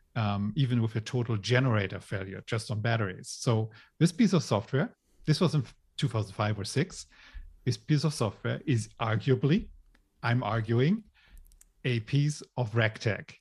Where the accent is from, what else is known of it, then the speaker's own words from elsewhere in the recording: Germany; moved away as an adult; also born or lived in Hong Kong / Ireland; I grew up in Germany